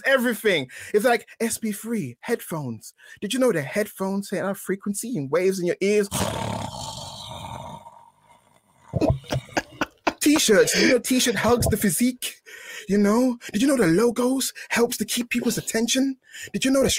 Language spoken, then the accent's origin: English; London, United Kingdom; I'm from East London